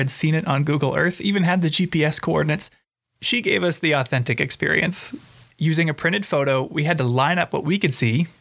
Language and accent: English; Ohio, United States; growing up in Ohio